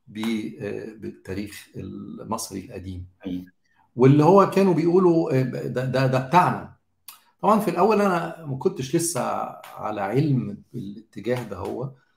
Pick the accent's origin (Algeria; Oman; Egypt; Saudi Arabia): Egypt; انا صحيح مصري